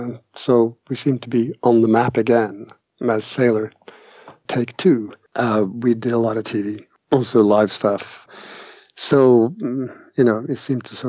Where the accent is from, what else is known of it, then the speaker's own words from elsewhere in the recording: Trondheim, Trøndelag, Norway; English is a second language; moved away; also born or lived in Canada / United Kingdom; I grew up in Trondheim, this is in Norway